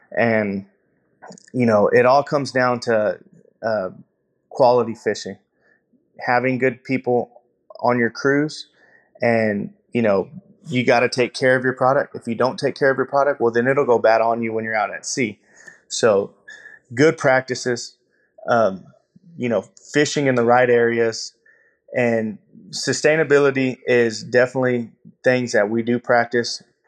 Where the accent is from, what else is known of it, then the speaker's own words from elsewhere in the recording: Texas, United States; I am from Pulaski, Texas